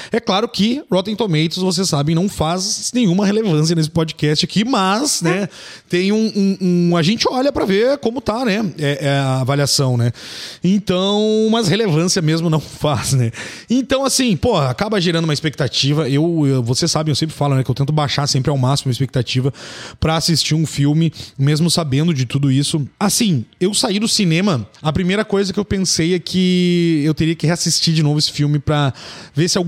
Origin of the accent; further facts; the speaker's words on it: São Paulo, Brazil; eu sou de São Paulo